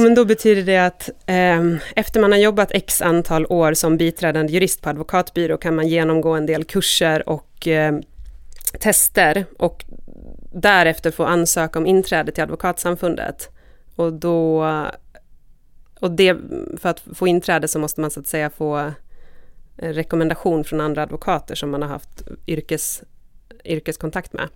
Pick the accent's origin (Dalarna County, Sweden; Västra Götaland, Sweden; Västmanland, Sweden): Dalarna County, Sweden; Borlänge; moved away; jag var ju från Bålänge och där jag blev jättemusikintresserad, jag vet inte, kanske vid högstadiet någon gång